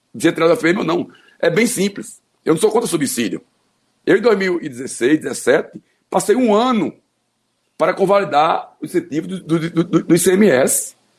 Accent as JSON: {"language": "Portuguese", "region": "Pernambuco", "country": "Brazil", "said": "a minha gente, a minha terra e o lugar que eu nasci e que eu amo"}